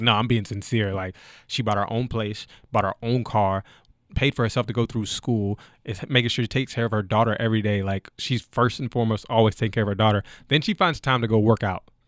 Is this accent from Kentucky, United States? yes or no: yes; Frankfort, Kentucky, United States; moved away as an adult; also born or lived in Canada / Germany / Austria; I'm originally from Frankfort, Kentucky